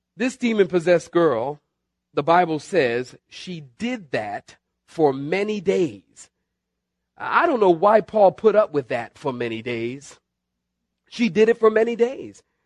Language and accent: English; Philadelphia, Pennsylvania, United States; also born or lived in Southern California; now in North Carolina, United States; originally from Philadelphia